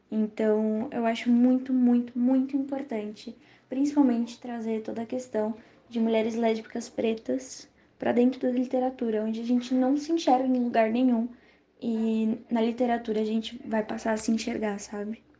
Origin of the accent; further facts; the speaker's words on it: São Paulo, Brazil; e sou de São Paulo, capital.